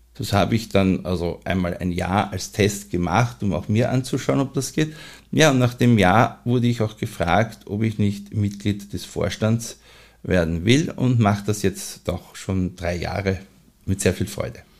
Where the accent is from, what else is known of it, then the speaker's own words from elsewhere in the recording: Vienna, Austria; lebe ich seit meiner Kindheit in Mauer